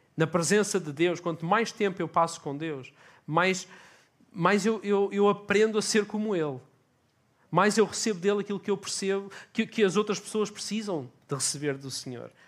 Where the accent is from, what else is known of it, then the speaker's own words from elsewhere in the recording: Portugal; eu digo, por exemplo, que sou português